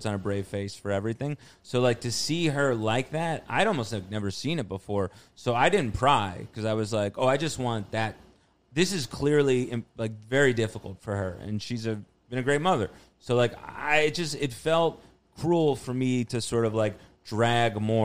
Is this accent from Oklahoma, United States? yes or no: no; New Jersey, United States; now in Queens, United States; grew up in North Jersey